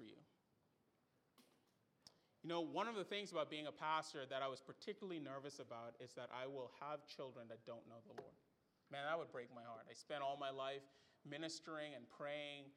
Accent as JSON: {"language": "English", "country": "Bahamas", "tie": "born or raised there", "said": "I grew up in the Bahamas"}